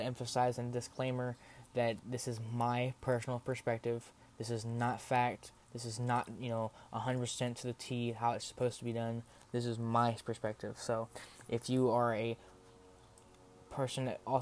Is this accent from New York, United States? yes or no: no; Texas, United States; Coming from a small town in Texas